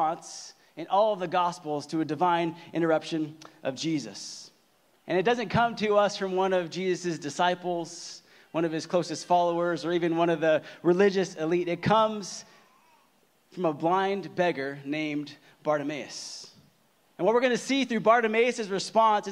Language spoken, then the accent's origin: English; Southern California, United States; I'm from Southern California. And like most people in Southern California, I grew up a diehard Lakers fan